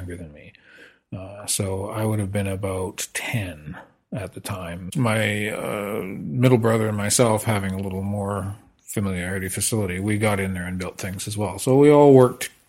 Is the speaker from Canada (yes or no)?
yes; Saskatoon, Saskatchewan, Canada; also born or lived in Lethbridge, Alberta / British Columbia; now in Meacham, Canada; I born in Lethbridge, but grew up from the age of four in Saskatoon